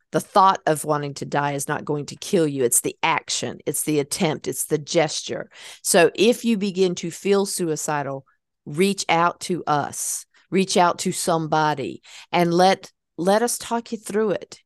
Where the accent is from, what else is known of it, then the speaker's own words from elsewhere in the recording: North Carolina, United States; my hometown